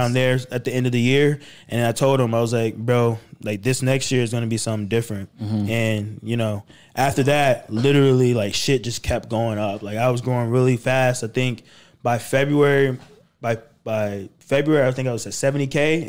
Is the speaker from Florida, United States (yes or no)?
yes; Florida, United States; No. I'm from Florida, but my mom's in the military, so they move her around everywhere.